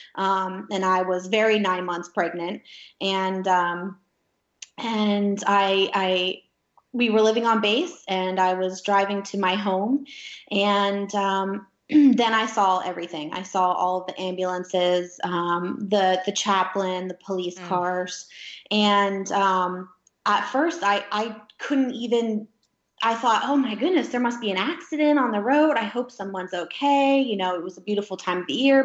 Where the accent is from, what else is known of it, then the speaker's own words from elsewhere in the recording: Gettysburg, Pennsylvania, United States; moved away as an adult; also born or lived in Alaska; my hometown, uh, which is Gettysburg, Pennsylvania, they're very patriotic there